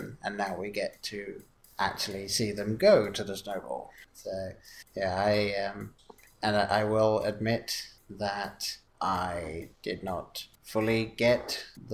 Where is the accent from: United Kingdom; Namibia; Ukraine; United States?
United Kingdom; England; growing up in England